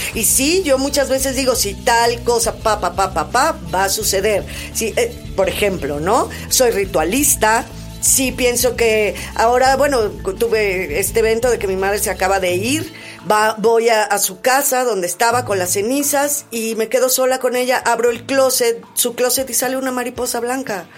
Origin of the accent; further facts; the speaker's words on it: Mexico; nos hace como cultura, como mexicanos